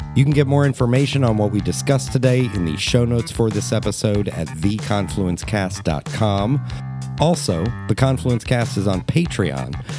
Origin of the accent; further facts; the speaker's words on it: Columbus, Ohio, United States; I grew up on Indianola between Oakland and Northwood